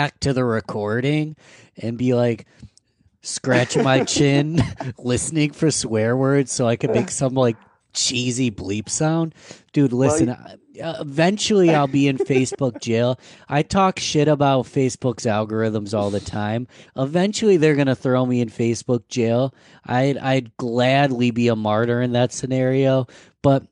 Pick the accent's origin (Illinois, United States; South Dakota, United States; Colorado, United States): Colorado, United States; moved away; I come from Colorado